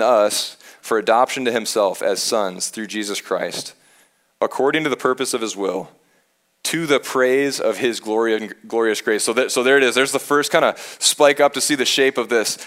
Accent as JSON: {"language": "English", "region": "Michigan", "country": "United States", "said": "I'm from Michigan."}